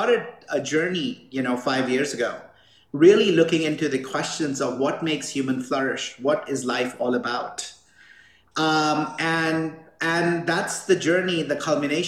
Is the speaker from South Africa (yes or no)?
no; India; now in Boulder, United States; I grew up in India